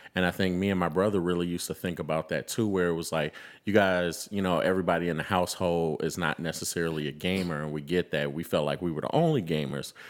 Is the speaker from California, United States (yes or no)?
no; Chicago, Illinois, United States; also born or lived in Memphis, Tennessee; I am a, uh, Chicago Southside native